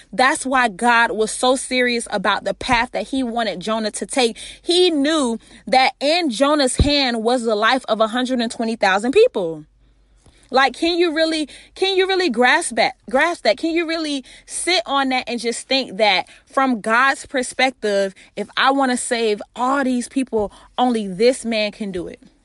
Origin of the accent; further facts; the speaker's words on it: Florida, United States; I'm from Florida.